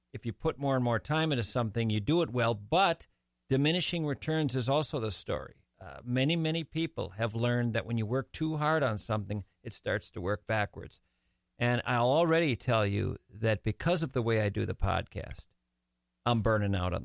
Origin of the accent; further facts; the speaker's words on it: St. Paul, Minnesota, United States; I grew up kind of between St. Catherine's College and McAllister College